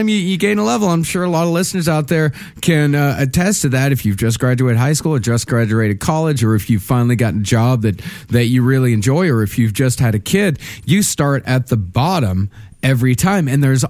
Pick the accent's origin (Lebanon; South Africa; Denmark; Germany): South Africa; now in Toronto, Canada; I now live in Toronto since 2000. Yes, with that goofball embarrassment of a mayor, but I grew up in South Africa.